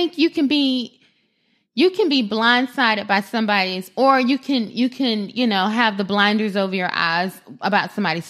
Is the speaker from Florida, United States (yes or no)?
yes; Florida, United States; I am from South Florida.